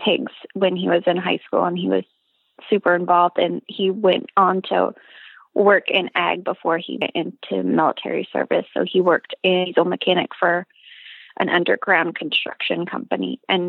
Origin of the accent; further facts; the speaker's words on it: New Jersey, United States; moved away as an adult; also born or lived in Washington, D.C. / Maryland / North Carolina; now in Oklahoma, United States; I have a small family farm in central Oklahoma, but I'm originally from New Jersey